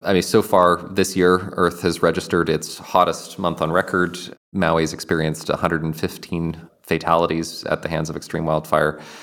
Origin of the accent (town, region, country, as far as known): Kelowna, British Columbia, Canada; born or raised there; moved away